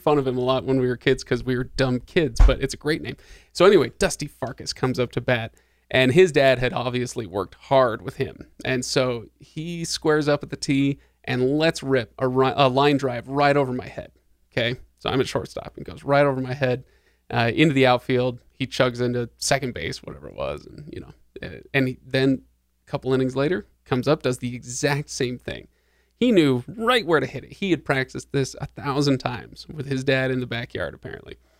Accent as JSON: {"language": "English", "town": "Seattle", "region": "Washington", "country": "United States", "tie": "born or raised there", "said": "I grew up in Seattle, where in the '90s, Seattle in the '90s."}